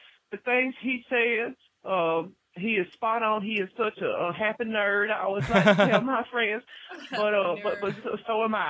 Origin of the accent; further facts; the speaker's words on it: Jasper, Tennessee, United States; now in West Coast, United States; I am on the West Coast, but I'm originally from Jasper, Tennessee. Visited my friend out here in Pasadena